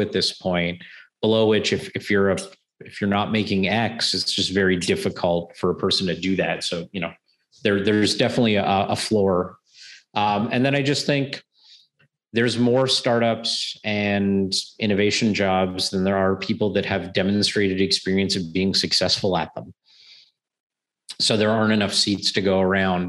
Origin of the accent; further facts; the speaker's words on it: Canada; as a Canadian